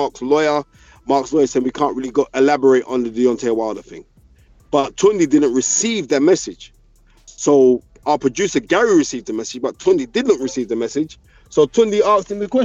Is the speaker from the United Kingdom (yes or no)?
yes; United Kingdom; I love being from Great Britain